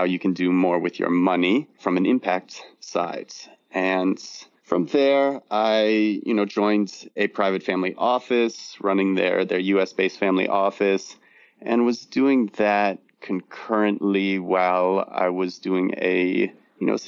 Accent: Southern California, United States; also born or lived in New York / Los Angeles; I was born and raised in Southern California, went to university in New York

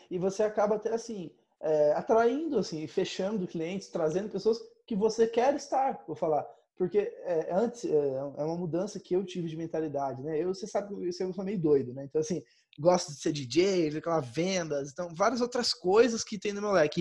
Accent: Campo Grande, Mato Grosso do Sul, Brazil; now in São Paulo, Brazil; se eu voltar para minha cidade natal agora, né? Sei lá, Campo Grande, da Mato Grosso do Sul

